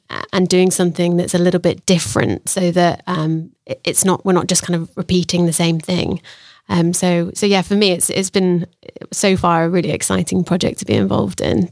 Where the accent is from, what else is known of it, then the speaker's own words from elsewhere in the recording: Sheffield, Yorkshire and the Humber, United Kingdom; moved away as an adult; also born or lived in Australia; now in Sheffield, United Kingdom; originally I'm from Sheffield, um, born and bred.